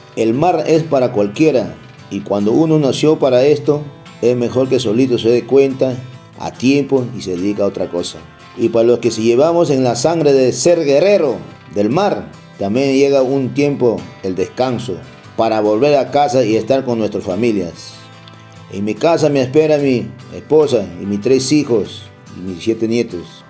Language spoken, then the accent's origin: Spanish; Huacho, Lima, Peru; moved away; also born or lived in Chincha; Yo nací en Huacho, pero fui hasta Chincha